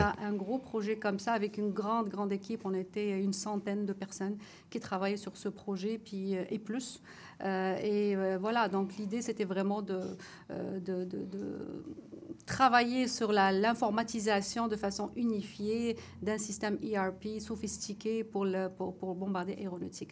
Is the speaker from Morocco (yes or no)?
yes; Morocco; moved away; je suis marocaine